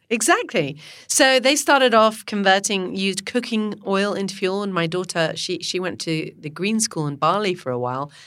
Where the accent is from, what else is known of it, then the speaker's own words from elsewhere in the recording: Ottawa, Ontario, Canada; moved away; I grew up there in Ottawa.